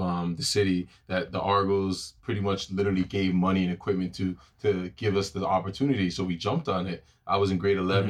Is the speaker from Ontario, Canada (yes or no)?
yes; Toronto, Ontario, Canada; also born or lived in Brampton; I'm born and raised in Toronto, Ontario, obviously. Um, majority of my life that lived in Jane and Finch